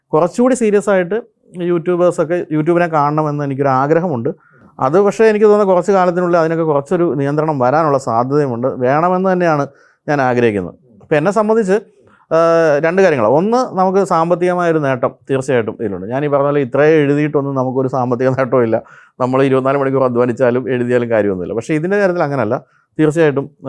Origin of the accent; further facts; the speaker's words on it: Pampady, Kerala, India; എന്റെ സ്വദേശം കോട്ടയത്തിനടുത്ത്